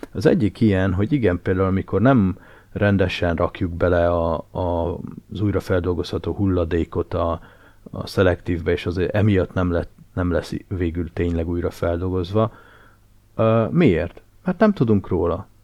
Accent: Nagykanizsa, Zala, Hungary; én Nagykanizsán nőttem fel nagy részt

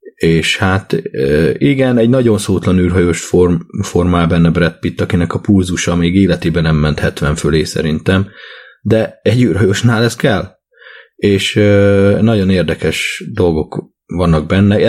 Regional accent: Hungary; én Magyarországon növekedtem, cseperedtem

